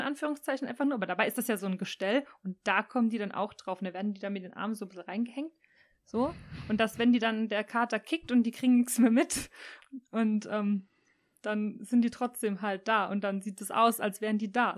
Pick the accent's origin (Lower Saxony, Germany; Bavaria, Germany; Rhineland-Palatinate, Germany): Rhineland-Palatinate, Germany; ich als Pfälzerin